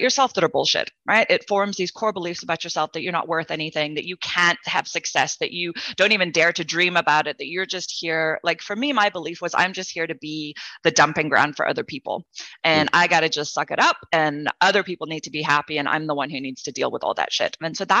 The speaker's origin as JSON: {"language": "English", "country": "South Africa", "tie": "born or raised there", "said": "I grew up in South Africa during apartheid in an interracial family"}